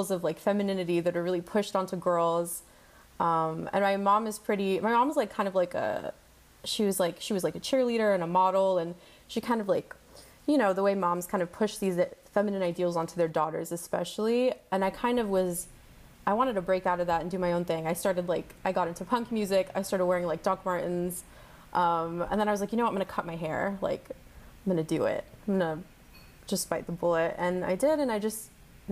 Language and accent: English; El Paso, Texas, United States; moved away as an adult; also born or lived in Queens, New York; I'm from El Paso, Texas